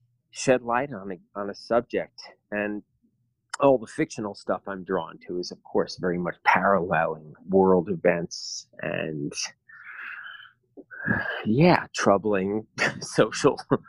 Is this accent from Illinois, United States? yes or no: no; New York, United States; now in Berlin, Germany; as an American, as a New Yorker, even